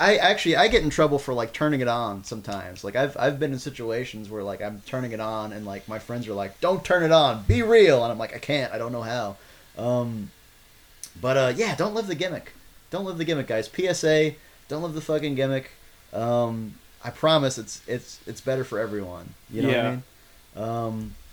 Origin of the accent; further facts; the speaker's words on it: Austin, Texas, United States; I grew up here in Austin